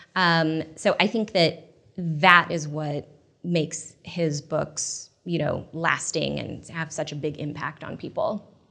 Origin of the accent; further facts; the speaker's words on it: Portland, United States; moved away as an adult; I grew up in Portland, and, um, when I moved back there after college